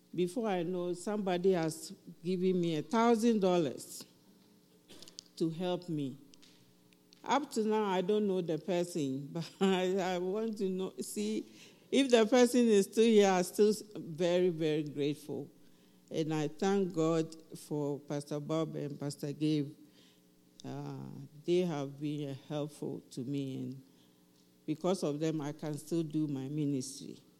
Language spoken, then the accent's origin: English; Ghana; now in Highlands Ranch, United States; I'm from Ghana